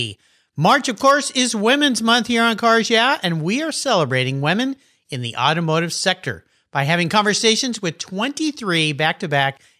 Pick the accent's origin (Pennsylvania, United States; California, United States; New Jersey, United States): California, United States; Southern; growing up in Southern California